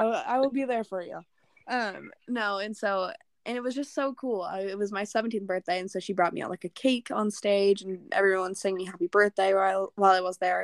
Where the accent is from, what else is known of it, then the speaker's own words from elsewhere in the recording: Norco, California, United States; my hometown of Norco